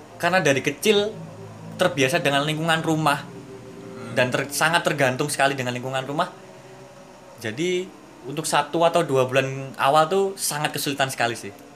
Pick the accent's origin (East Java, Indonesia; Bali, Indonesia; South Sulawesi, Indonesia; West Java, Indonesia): East Java, Indonesia; Madiun; sebagai orang yang dari kecil sampai sekolah di Madiun di kota sendiri